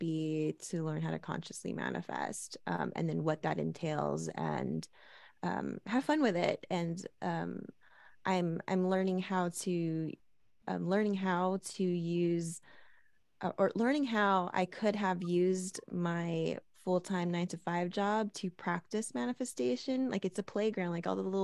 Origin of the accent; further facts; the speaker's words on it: Los Angeles, California, United States; I'm born and raised in Los Angeles, California